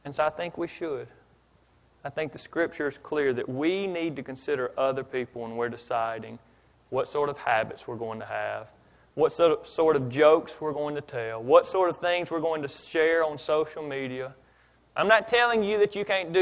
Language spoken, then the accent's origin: English; Philadelphia, Pennsylvania, United States; now in Mississippi, United States; I grew up in Philadelphia